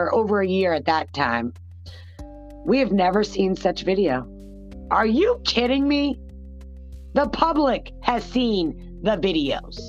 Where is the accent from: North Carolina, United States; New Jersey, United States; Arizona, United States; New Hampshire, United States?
New Hampshire, United States; my home state. New Hampshire